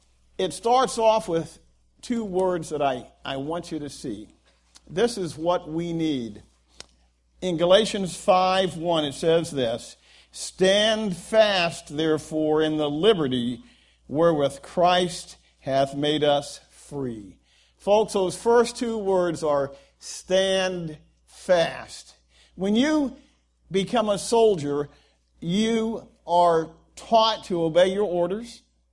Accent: Guam; born there; I could have been born in El Salvador. And instead, I was born in Guam. and that's because my dad was a Marine.

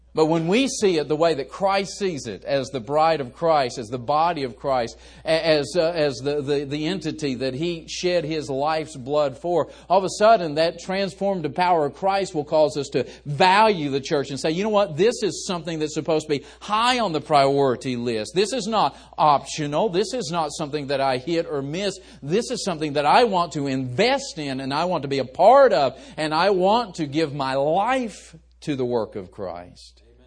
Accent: West Virginia, United States; I was raised in West Virginia. We're just a bunch of hillbillies down there.

